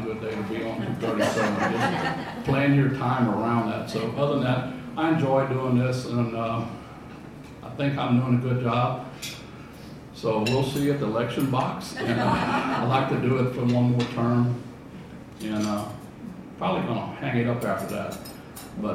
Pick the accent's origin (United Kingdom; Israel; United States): United States; Fayette County, Texas; I'm born and raised in Fayette County